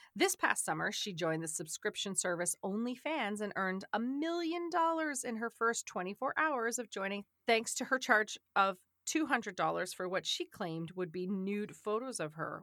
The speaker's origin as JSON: {"language": "English", "region": "South Shore of Massachusetts", "country": "United States", "moved": "yes", "said": "I was from the South Shore of Massachusetts"}